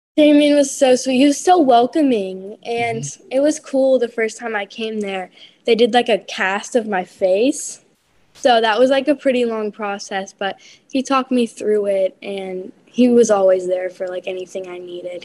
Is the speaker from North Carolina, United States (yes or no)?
yes; North Carolina, United States; I'm from North Carolina